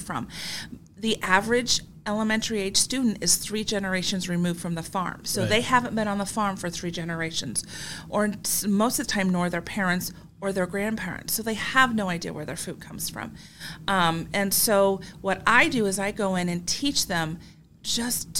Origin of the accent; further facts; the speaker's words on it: Davenport, Iowa, United States; also born or lived in Oskaloosa, Iowa; now in Washington, United States; I was born and raised in Davenport, Iowa